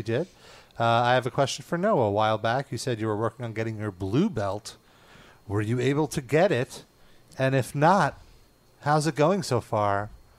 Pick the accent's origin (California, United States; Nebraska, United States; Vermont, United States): California, United States; born there; I was born in Cali, and it wasn't really until … before I got more into East Coast rap.